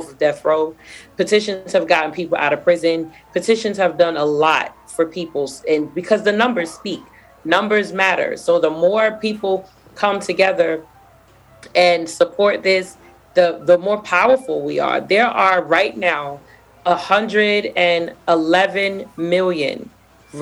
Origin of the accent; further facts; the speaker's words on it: New York City, New York, United States; I'm from Brooklyn. Y'all know everything we do is extra.